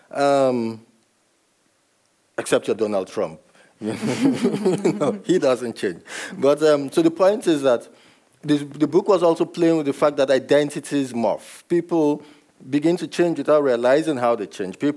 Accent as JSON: {"language": "English", "country": "Nigeria", "tie": "born or raised there", "said": "But I know that I was brought up in Nigeria and I ended up here."}